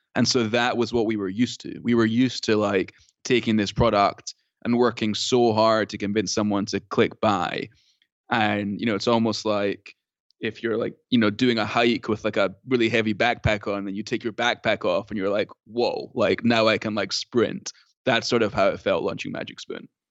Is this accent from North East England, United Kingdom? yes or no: no; Scotland, United Kingdom; now in United States; I'm from Scotland